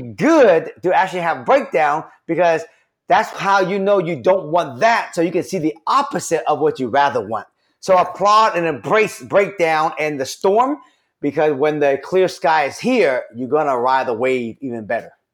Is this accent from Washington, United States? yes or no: yes; Seattle, Washington, United States; I grew up in Rainier Valley